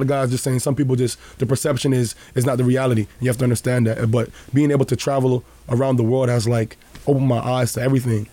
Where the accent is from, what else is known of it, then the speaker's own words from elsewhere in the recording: Toronto, Ontario, Canada; also born or lived in Juarez, Mexico; I grew up in Rexdale.